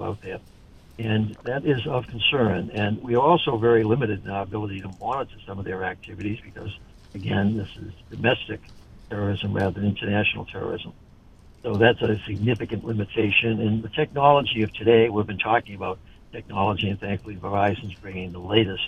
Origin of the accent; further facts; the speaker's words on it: Boston, Massachusetts, United States; moved away; also born or lived in New York / Los Angeles; born in Boston